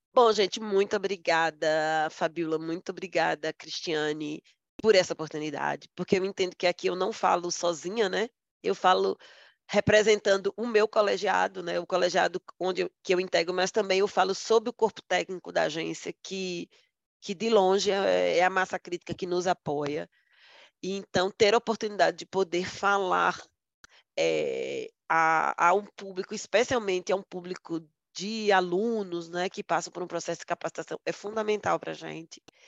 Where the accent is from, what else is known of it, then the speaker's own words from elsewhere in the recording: Northeast Region, Brazil; eu sou nordestina